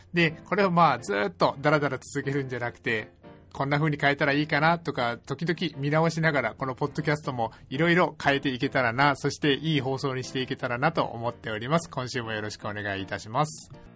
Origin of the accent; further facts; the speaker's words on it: Kitakyushu, Fukuoka, Japan; そんな北九州市出身なので